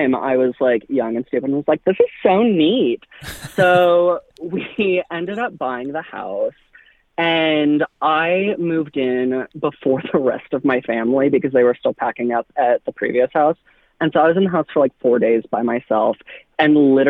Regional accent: Anaheim, California, United States; now in Nashville, United States; I am originally from Anaheim. I grew up literally right behind Disneyland

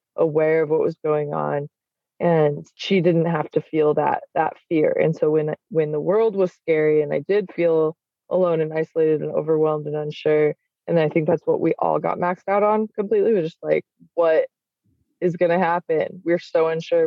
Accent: Salt Lake City, Utah, United States; I grew up in in Salt Lake City

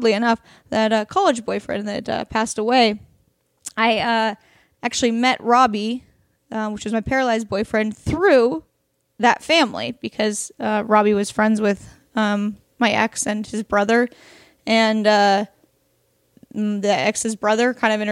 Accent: Oregon, United States; born or raised there; now in Los Angeles, United States

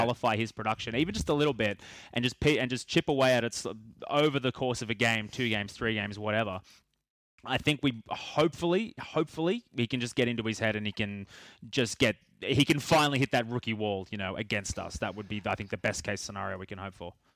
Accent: Australia; being from sort of my hometown

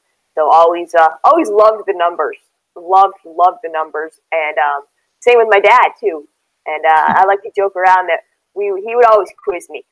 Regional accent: Connecticut, United States; I grew up in Connecticut, so I grew up a Husky fan.

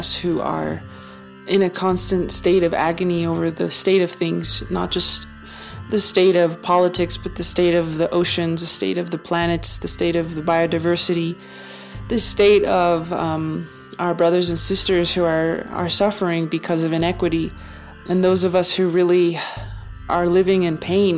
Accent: Taos, New Mexico, United States; now in Santa Fe, United States; Taos, New Mexico, my hometown

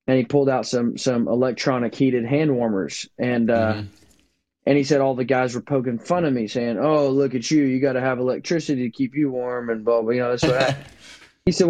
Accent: Northwest Arkansas, United States; now in Kansas, United States; I grew up in Northwest Arkansas, hunting the Ozarks

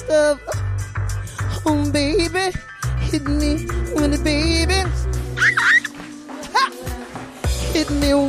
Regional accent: Missouri, United States; I'm from Missouri.

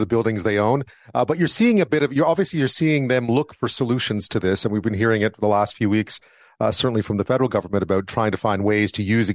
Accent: Quebec, Canada; now in British Columbia, Canada; I grew up in Quebec, so lots of apples there

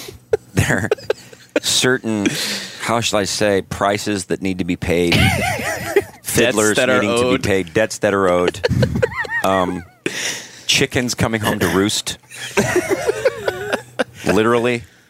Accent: Midwest, United States; and we were raised in the Midwest.

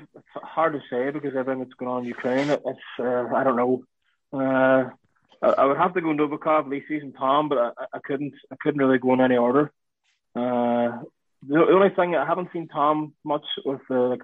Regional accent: Ireland; being Irish

